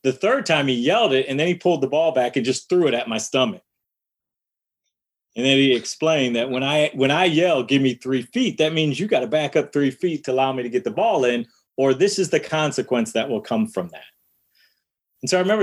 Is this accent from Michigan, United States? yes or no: yes; Detroit, Michigan, United States; one of my experiences growing up in Detroit was playing basketball in the backyard